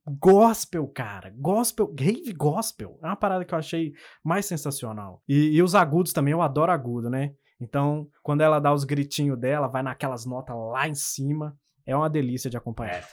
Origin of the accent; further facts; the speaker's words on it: Minas Gerais, Brazil; also born or lived in Contagem; Para quem não, não pegou o sotaque até agora, eu sou de Minas. Uhum. E eu moro em Contagem